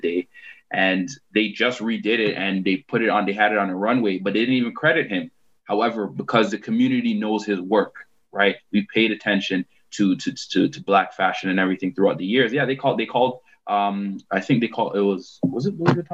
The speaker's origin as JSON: {"language": "English", "town": "Toronto", "region": "Ontario", "country": "Canada", "tie": "born or raised there", "said": "we grew up in Galloway"}